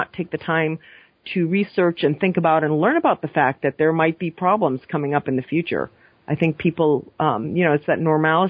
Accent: Maine, United States; now in New York, United States; growing up in Maine in the 80s

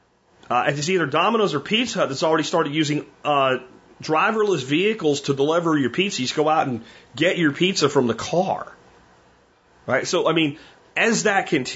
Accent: Pottsville, Pennsylvania, United States; moved away; also born or lived in Jacksonville; where I grew up in Pottsville and Minersville, Pennsylvania

